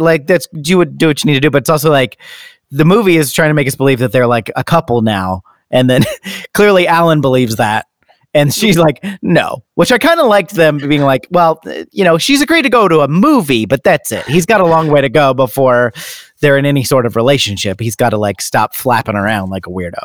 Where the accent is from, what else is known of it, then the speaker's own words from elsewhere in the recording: United States; we're American